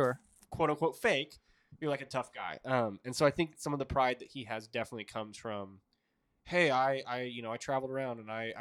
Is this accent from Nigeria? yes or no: no; Montreal, Quebec, Canada; I don't want to lose in my hometown of Montreal.